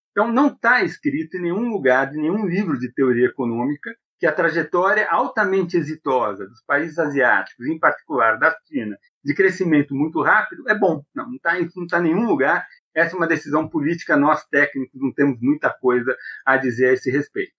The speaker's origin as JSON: {"language": "Portuguese", "country": "Brazil", "said": "eu sou brasileiro"}